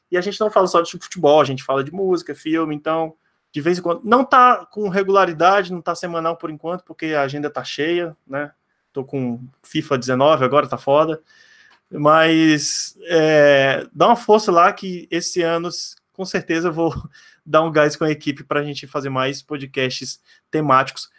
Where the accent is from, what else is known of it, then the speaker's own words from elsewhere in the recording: Northeast Region, Brazil; como nordestino, como torcedor do Ceará